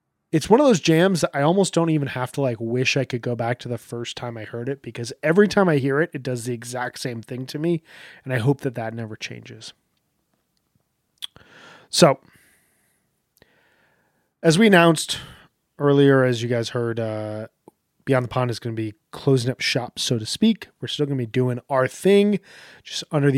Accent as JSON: {"language": "English", "country": "United States", "said": "my life as an American"}